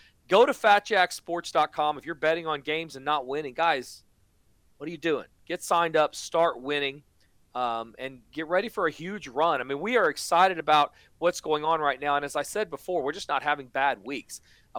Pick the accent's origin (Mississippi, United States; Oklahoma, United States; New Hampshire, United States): Oklahoma, United States; I'm from Oklahoma